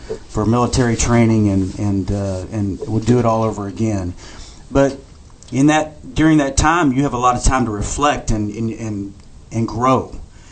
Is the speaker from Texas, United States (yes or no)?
yes; Texas, United States; I'm from Texas